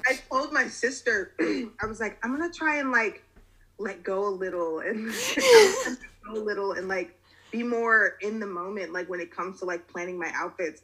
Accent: Lawrenceville, Georgia, United States; moved away as an adult; now in Savannah, United States; I'm living in Savannah. I'm originally from Lawrenceville, Georgia. It's outside of Metro Atlanta

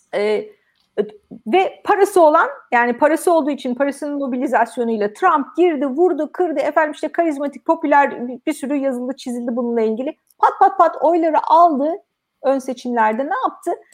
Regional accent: Turkey; moved away; Türkiye'den olduğum

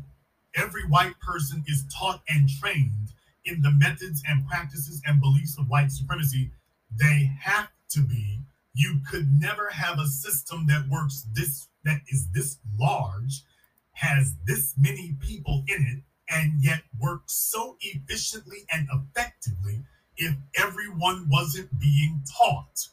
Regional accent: Louisiana, United States; I'm from Louisiana, a hotbed of that kind of behavior

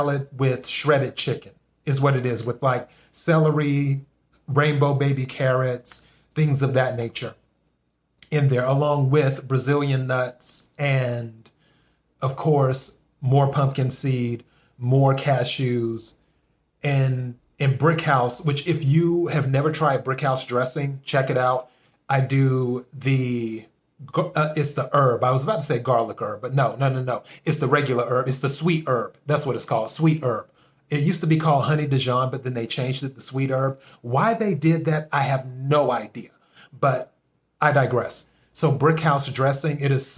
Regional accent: the South, United States; now in Los Angeles, United States; I'm originally from the South

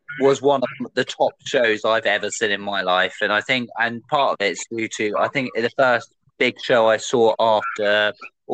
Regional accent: Reading, South East England, United Kingdom; I'm from Reading

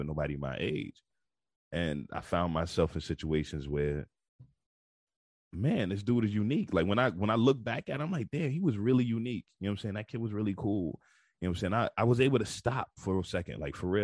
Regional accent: New York City, New York, United States; moved away; also born or lived in Baltimore / Houston; So I was born and raised in Bed-Stuy, Brooklyn. I moved around a whole lot throughout my life, but I was born and raised in Bed-Stuy, Brooklyn, raised in Brooklyn for most of my life

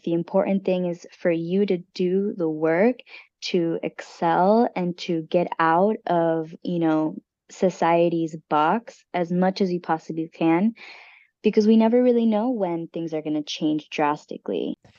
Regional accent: United States; us as the American people

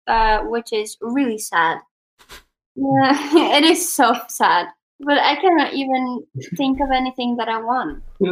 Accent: Sweden; English is a second language; I would actually say personally the Netherlands, because I'm from Sweden, he's from the Netherlands.

